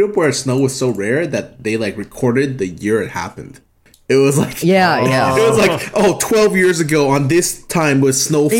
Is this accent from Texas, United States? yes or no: yes; Texas, United States; moved away; I come from Texas